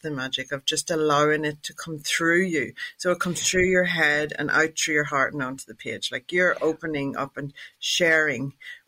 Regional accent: Ireland; I'm Irish

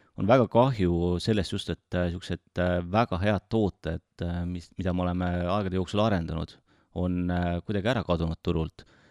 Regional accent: Tartu, Tartu County, Estonia; olen elupõline tartlane

